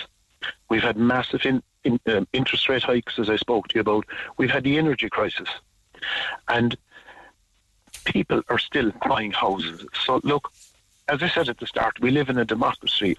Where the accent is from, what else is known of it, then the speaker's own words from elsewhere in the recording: Ireland; as Irish people